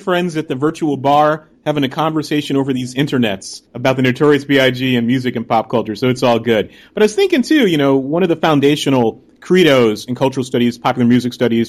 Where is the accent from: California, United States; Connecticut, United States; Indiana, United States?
Connecticut, United States; I'm from Connecticut. I had relatives in New York, Staten Island